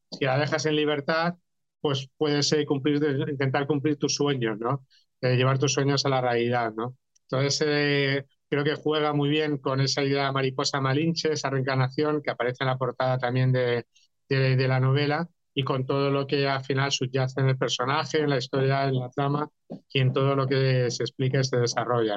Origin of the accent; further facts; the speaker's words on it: Catalonia, Spain; yo también como catalán